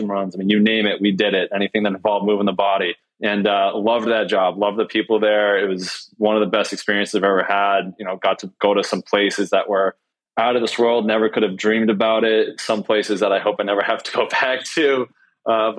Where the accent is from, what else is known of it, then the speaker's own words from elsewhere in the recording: Massachusetts, United States; I've been born and raised in Massachusetts